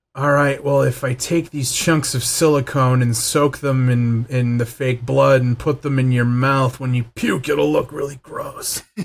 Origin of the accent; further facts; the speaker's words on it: Los Angeles, California, United States; also born or lived in Van Nuys; Van Nuys will always be home. Like, I was born in Panorama City